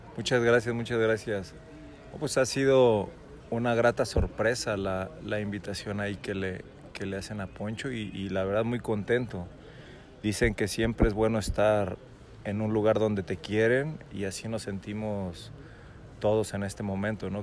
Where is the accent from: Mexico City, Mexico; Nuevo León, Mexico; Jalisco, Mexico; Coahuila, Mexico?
Jalisco, Mexico; Guadalajara; soy de Guadalajara